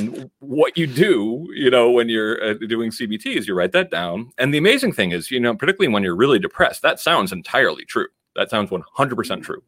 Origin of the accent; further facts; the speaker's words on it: Danbury, Connecticut, United States; moved away as an adult; also born or lived in San Francisco, California; I'm actually from Danbury, Connecticut, but I grew up in an, in a neighborhood where they, a lot of the other kids were either first generation like I am